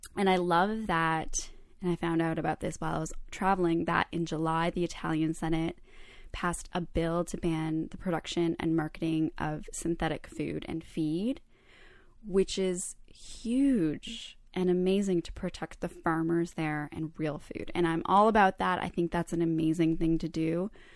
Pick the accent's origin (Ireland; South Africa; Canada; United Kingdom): Canada; I was born in Canada, but I feel very connected to the Croatian culture